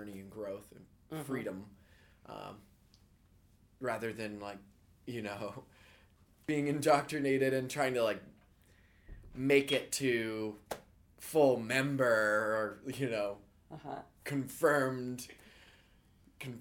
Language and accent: English; Ohio, United States; growing up in Ohio